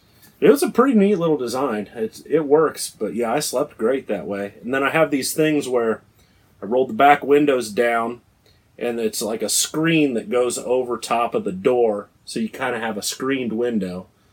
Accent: Ohio, United States; Yeah, Ohio.

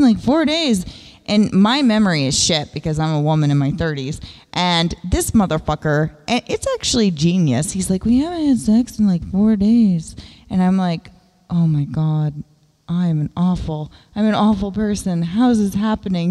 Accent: the South, United States; I'm from the South

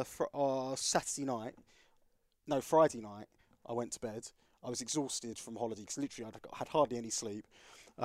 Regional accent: Essex, East of England, United Kingdom; I'm from Essex.

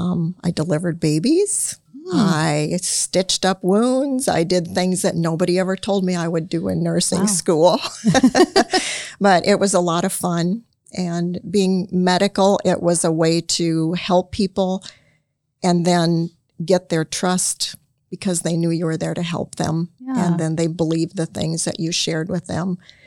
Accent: Illinois, United States; Yeah, well, I was born in Illinois and grew up there, not far from where Scott also.

